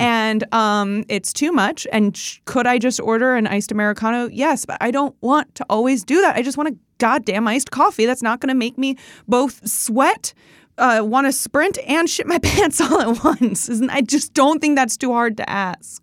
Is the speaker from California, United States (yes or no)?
no; Chicago, Illinois, United States; also born or lived in Indiana; growing up in the Chicago area, yeah, we play cornhole